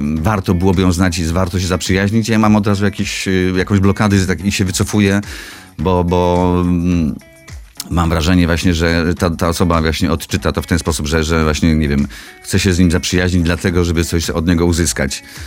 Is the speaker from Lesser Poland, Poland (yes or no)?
no; Nisko, Subcarpathian Voivodeship, Poland; moved away; Szkoła średnia, tak, jakby z mojego rodzinnego miasta, z Niskiej Woli